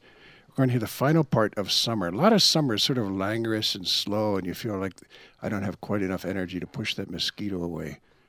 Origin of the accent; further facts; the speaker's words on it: New York City, New York, United States; I'm from New York